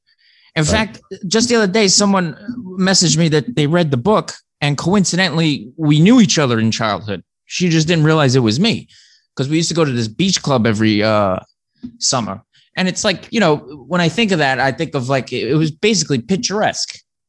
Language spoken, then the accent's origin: English; New York City, New York, United States; Well, I grew up on the South Shore of Staten Island. It's a heavy Italian enclave. I'm half Irish